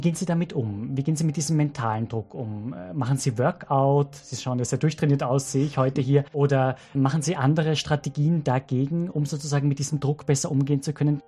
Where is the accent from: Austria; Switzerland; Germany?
Austria; Salzburg; now in Vienna, Austria; als gebürtiger Salzburger